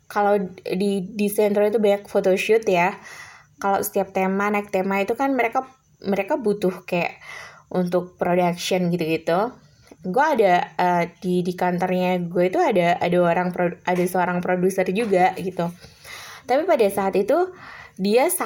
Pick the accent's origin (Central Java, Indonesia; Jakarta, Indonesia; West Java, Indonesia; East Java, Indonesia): Central Java, Indonesia; Semarang; sementara gue anak daerah dari Semarang yang menurut gue nothing gitu kan